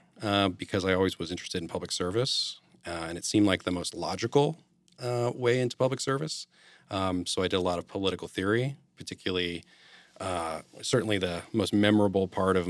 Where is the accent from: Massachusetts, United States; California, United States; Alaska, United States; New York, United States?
Massachusetts, United States; So I grew up in Western Massachusetts. It's the five college area, so Northampton, sure.